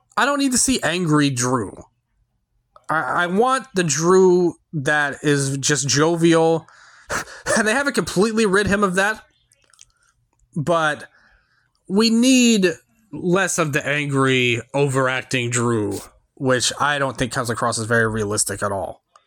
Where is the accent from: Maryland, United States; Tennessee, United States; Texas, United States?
Tennessee, United States; Memphis; I'm from Memphis, so I'm in the Central Time Zone